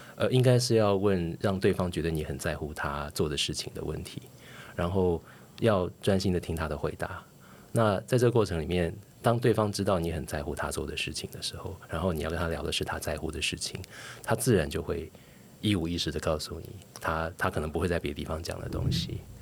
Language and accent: Chinese; Taiwan; 我是一九七一年出生的，呃，所以台湾解除戒严，一九八七年，那年我十六岁上高中